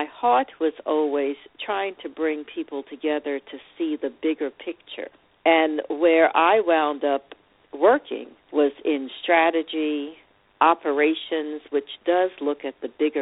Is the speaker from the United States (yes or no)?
yes; New York City, New York, United States; also born or lived in Long Island; my journey started as a young girl growing up in New York City, or Brooklyn specifically, and Long Island.